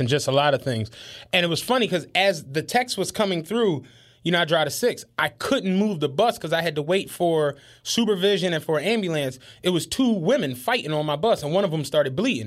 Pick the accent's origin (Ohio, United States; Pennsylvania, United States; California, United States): Pennsylvania, United States; Philadelphia; we grew up in Penrose. Penrose was a relatively decent place